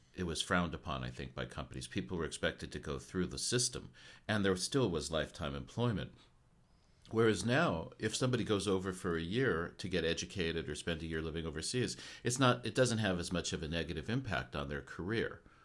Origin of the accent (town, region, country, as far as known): United States; now in Japan